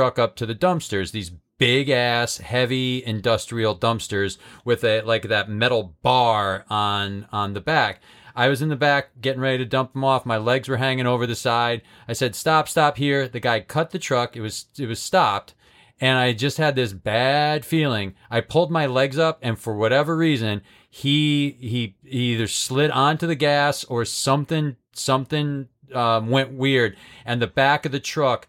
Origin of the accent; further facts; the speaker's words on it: Massachusetts, United States; moved away as an adult; now in Chicago, United States; we grew up in Massachusetts